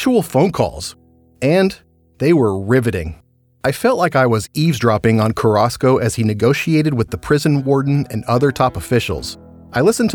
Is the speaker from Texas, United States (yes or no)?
yes; East Texas Piney Woods, United States; I grew up in the East Texas Piney Woods